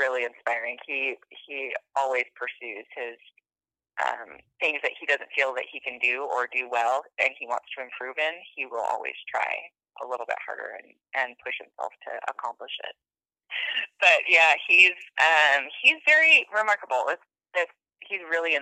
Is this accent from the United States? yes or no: yes; Sequim, Washington, United States; also born or lived in Silverton, Oregon; now in Boise, United States; I grew up in Squim, Washington, on the Olympic Peninsula